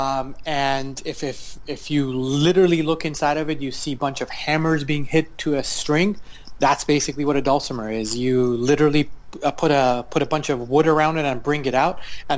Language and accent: English; Iran; now in United States; I am an Iranian American composer. I was born in Iran